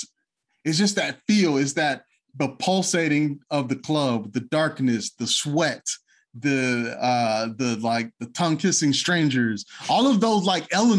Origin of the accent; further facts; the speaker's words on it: South Florida, United States; I'm obviously from South Florida